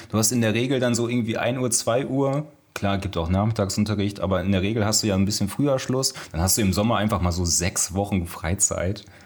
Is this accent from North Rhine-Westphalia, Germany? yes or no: yes; Kreis Soest, North Rhine-Westphalia, Germany; ich komme ja aus dem Kreis Soos